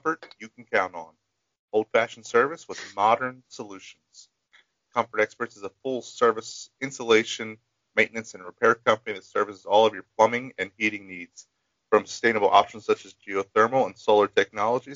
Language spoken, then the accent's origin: English; Maryland, United States; I'm from Maryland.